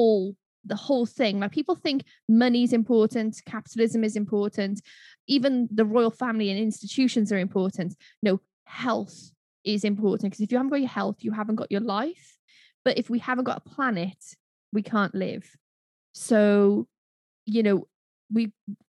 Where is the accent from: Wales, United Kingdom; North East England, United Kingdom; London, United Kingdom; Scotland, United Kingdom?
Wales, United Kingdom; Welsh; I'm a Welsh girl